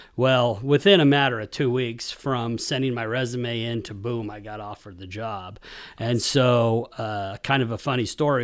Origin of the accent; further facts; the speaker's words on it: Hays, Kansas, United States; moved away as an adult; also born or lived in McCook, Nebraska; I grew up in Kansas, Hayes, Kansas